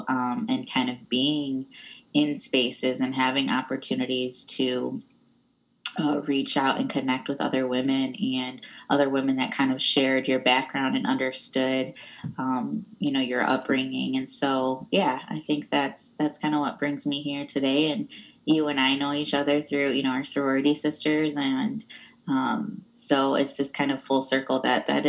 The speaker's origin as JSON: {"language": "English", "region": "Michigan", "country": "United States", "tie": "born or raised there", "also_born_or_lived": "Pontiac, Michigan / Iowa", "moved": "yes", "said": "we moved from Pontiac, Michigan, which is where all my family was when I was about six, to a little town that was very homogenous."}